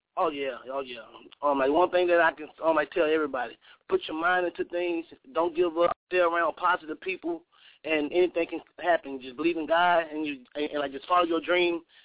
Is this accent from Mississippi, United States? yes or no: yes; Cleveland, Mississippi, United States; also born or lived in New Orleans, Louisiana; now in Portland, United States; I was born in New Orleans, you know what I'm saying? I was raised in Mississippi, and I live in Portland